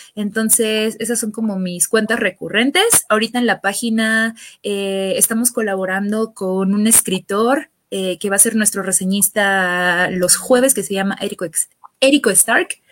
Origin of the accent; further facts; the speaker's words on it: Mexico; soy mexicana.